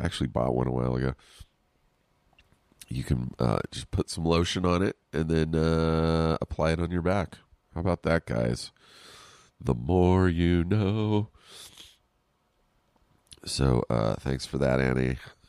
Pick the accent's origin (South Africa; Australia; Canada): Canada; I had seen it earlier on Instagram, and as a Canadian, it was so weird.